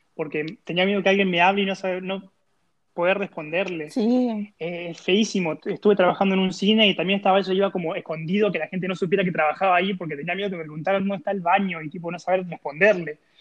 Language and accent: Spanish; Argentina; moved away as an adult; siendo un ilustrador argentino que se va a un nuevo país